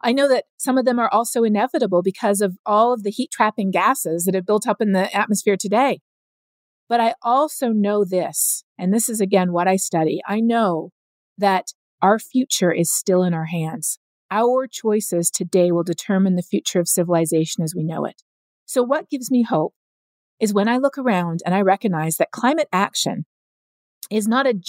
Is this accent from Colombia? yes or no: yes; Colombia; also born or lived in Canada; I grew up both in Canada as well as in Colombia. We moved down there when I was 9 years old